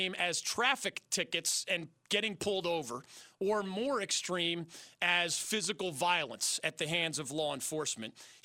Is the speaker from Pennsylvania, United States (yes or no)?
yes; Philadelphia, Pennsylvania, United States; moved away as an adult; also born or lived in Miami; now in North Carolina, United States; my hometown of Philadelphia